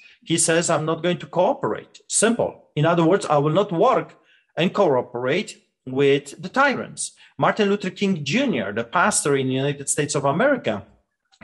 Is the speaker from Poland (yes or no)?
yes; Poland; born or raised there; English is a second language; moved away as an adult; now in Canada